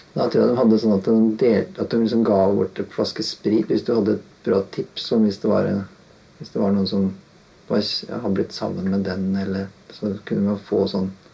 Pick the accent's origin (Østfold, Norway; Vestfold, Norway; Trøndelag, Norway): Østfold, Norway; Halden; moved away as an adult; now in Oslo, Norway; Kommer fra Halden, flytta til Oslo i eh, ja, Jeg var en sånn 18 Rundt 18-19 år, kanskje.